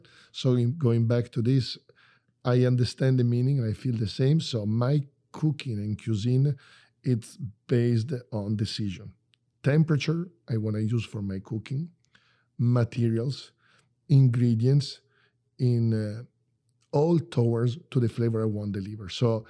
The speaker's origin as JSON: {"language": "English", "town": "Bologna", "region": "Emilia-Romagna", "country": "Italy", "tie": "born or raised there", "second_language": "English", "said": "I grew up in Bologna, Emilia Romagna."}